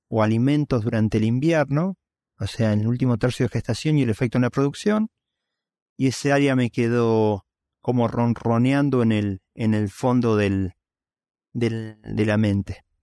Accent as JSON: {"language": "Spanish", "town": "Venado Tuerto", "region": "Santa Fe", "country": "Argentina", "tie": "born or raised there", "said": "yo soy de Argentina, eh, mi papá ingeniero químico cada dos años se mudaba a todas partes eh, lo cual hizo que tuviera posibilidad de, cuando llegué a la secundaria, irme a vivir con mis abuelos en Venado Tuerto, y yo digo que soy originario de Venado Tuerto."}